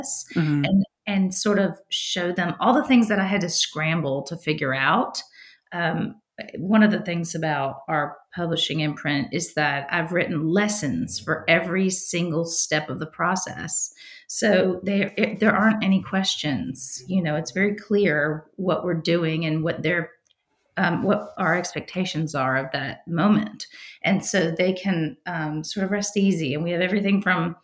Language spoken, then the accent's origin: English; Virginia, United States; moved away as an adult; now in Nashville, United States; growing up in Virginia, I lived about 3.5 hours drive from the Outer Banks